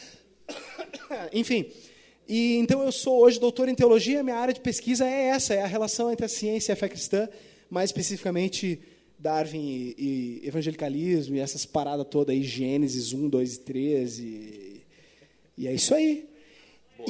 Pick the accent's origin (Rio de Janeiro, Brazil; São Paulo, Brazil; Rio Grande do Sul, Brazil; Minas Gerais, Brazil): Rio Grande do Sul, Brazil; Porto Alegre; now in Florianópolis, Brazil; Eu sou de Porto Alegre, né? Eu moro em Floripa, mas eu sou originalmente de Porto Alegre